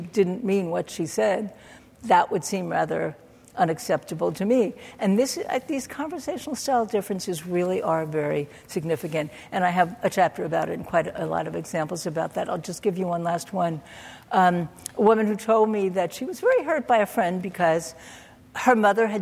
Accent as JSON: {"language": "English", "town": "New York City", "region": "New York", "country": "United States", "tie": "born or raised there", "said": "I grew up in Brooklyn, New York"}